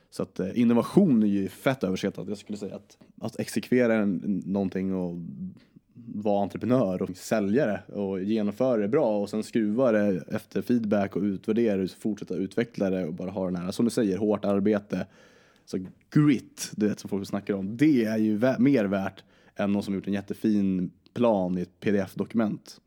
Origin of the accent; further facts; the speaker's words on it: Vingåker, Södermanland, Sweden; also born or lived in Djurö, Stockholm / Nacka; now in Uppsala, Sweden; jag föddes i, på Djurö i Stockholm, föddes på Nacka sjukhus, sen så flyttade vi till Vingåker i, eh, och bodde i en prästgård där för min farsa är kyrkoherde. Och eh, så bodde vi där, idyllisk barndom